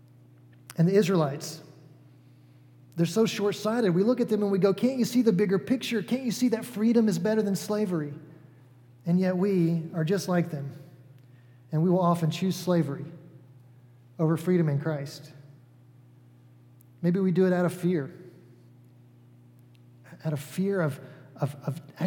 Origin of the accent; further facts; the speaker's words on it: Atlanta, Georgia, United States; moved away as an adult; now in Cicero, Indiana, United States; I'm from the South. I grew up in Atlanta, Georgia, for the most part